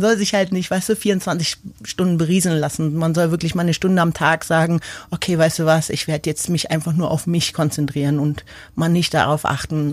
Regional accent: Berlin, Germany; moved away as an adult; also born or lived in Munich / London / Tokyo; now in Kleinbiesingen, Germany; ich bin zwar in Berlin geboren, Großstadt, aber dann bin ich nach München, dann bin ich nach London gegangen

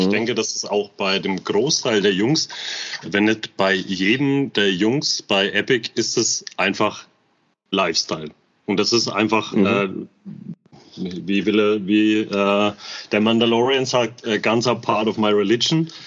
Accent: Bamberg, Bavaria, Germany; und vor allem, das, wir sind halt damit aufgewachsen. Bei uns in Bamberg waren die.

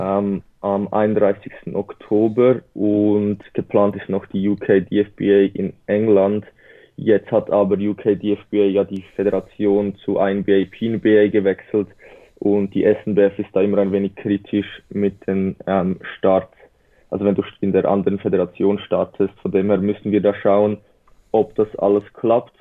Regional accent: Switzerland; Wie man vielleicht unschlecht ähm, hört, bin ich aus der Schweiz

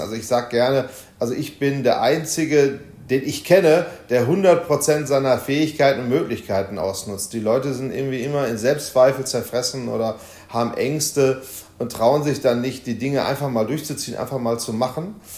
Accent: Essen, North Rhine-Westphalia, Germany; im Ruhrgebiet, in meiner Heimatstadt Essen

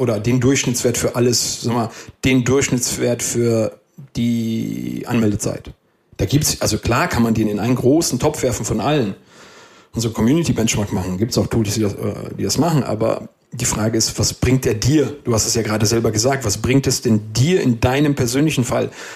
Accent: Westerwald, Rhineland-Palatinate, Germany; was gibst du, was hast du, sagt man bei uns im Westerwald.

